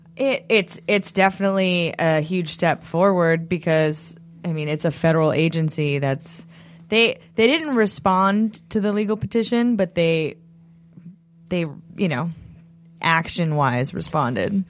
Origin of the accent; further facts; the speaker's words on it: New England, United States; I'm just from New England